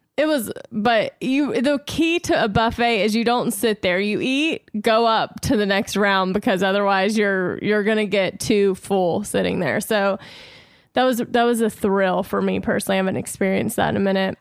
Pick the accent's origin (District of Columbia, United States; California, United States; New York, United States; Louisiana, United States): Louisiana, United States; now in Los Angeles, United States; growing up in Louisiana